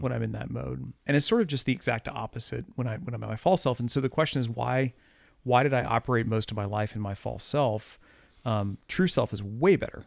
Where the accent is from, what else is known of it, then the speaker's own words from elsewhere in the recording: Midwest, United States; also born or lived in Columbia, Missouri; I live in Columbia, Missouri, you know, I'm a Midwesterner